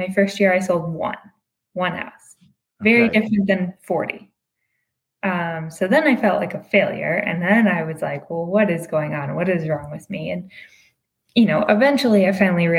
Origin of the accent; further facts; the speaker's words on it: outside Detroit, Michigan, United States; also born or lived in Massachusetts; now in Los Angeles, United States; I'm originally from Michigan, outside Detroit. I grew up there